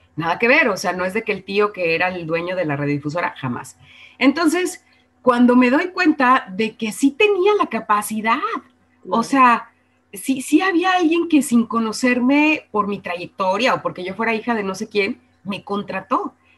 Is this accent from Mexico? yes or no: yes; Guadalajara, Jalisco, Mexico; moved away as an adult; now in Mexico City, Mexico; soy de Guadalajara, que estudié con las monjas, que estudié con los jesuitas